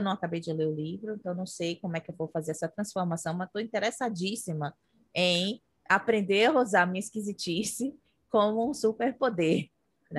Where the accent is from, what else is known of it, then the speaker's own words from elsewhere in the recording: Brazil; moved away as an adult; now in United States; enquanto eu morava no Brasil